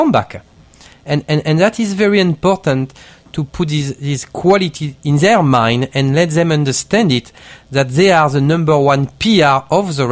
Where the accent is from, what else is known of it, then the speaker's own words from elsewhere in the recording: Marseille, Provence-Alpes-Côte d'Azur, France; English is a second language; moved away as an adult; also born or lived in Bordeaux / England; now in New York, United States; I'm from Marseille